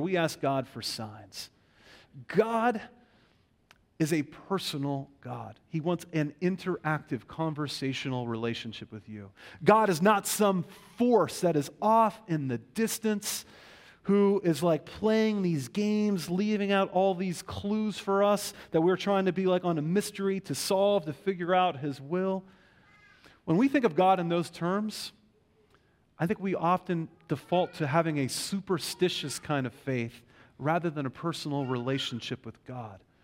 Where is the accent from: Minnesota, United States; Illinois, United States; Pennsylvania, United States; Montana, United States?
Pennsylvania, United States; Western; also born or lived in Pittsburgh; a kind of civil religious context is where I grew up in Western Pennsylvania.